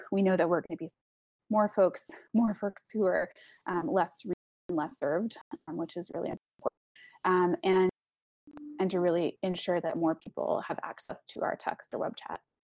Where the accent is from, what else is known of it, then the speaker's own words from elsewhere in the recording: Texas, United States; I'm from Texas